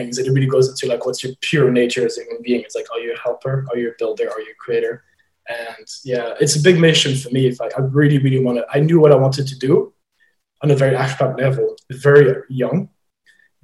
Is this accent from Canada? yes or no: no; Belgium; moved away as an adult; also born or lived in Ireland; now in London, United Kingdom; I grew up in Belgium, and you would have secondary school there